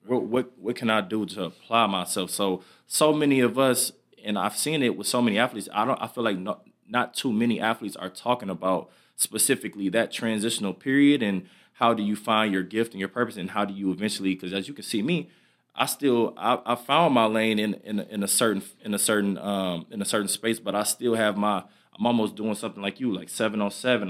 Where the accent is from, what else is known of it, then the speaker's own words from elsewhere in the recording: Michigan, United States; moved away; I'm back in my hometown, Michigan